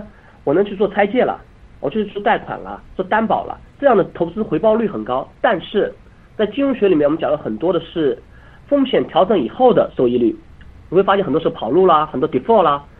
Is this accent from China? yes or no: yes; China; now in Geneva, Switzerland; 我们中国人经常讲的